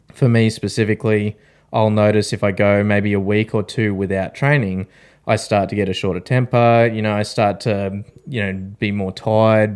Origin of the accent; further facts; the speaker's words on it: Australia; we're three Australian veterans